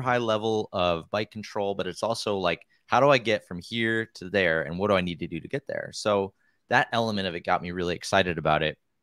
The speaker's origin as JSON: {"language": "English", "region": "Wisconsin", "country": "United States", "tie": "born or raised there", "also_born_or_lived": "Pennsylvania", "moved": "as an adult", "lives_now": "Oregon, United States", "said": "I grew up in Wisconsin where there's actually quite a bit of cross-country trails and stuff"}